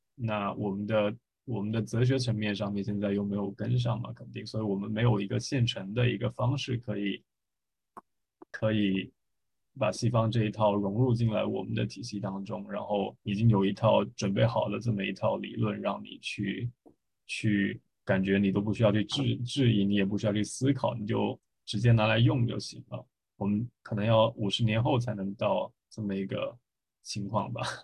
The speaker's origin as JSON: {"language": "Chinese", "country": "China", "said": "作为一个中国人"}